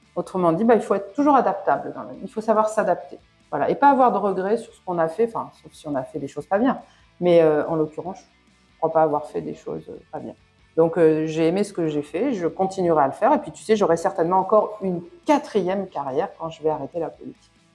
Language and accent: French; France; moved away; je suis française de l'étranger